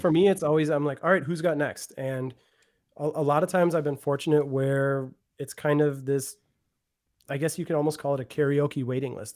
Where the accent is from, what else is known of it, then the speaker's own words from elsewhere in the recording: Milwaukee, Wisconsin, United States; also born or lived in Florida; born and raised in Milwaukee